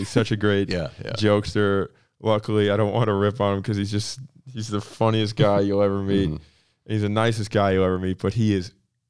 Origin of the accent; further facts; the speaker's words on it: Palm Coast, Florida, United States; also born or lived in Michigan; I consider myself somewhat of a middle America kid. I was born in Michigan, the town I grew up in North Florida is like kind of out in the boonies. Like Palm Coast is not known for its culture of by any means.